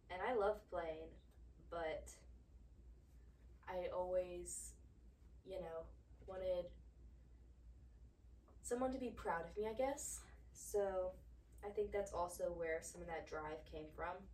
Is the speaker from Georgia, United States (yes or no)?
yes; Georgia, United States; also born or lived in Pennsylvania; I was born in Pennsylvania. We moved to Georgia when I was about seven years old.